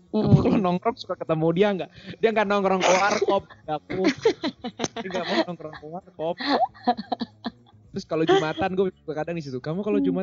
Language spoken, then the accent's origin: Indonesian; West Sumatra, Indonesia; suku Padang gua, suku Minang, suku Bugis ade gua begini.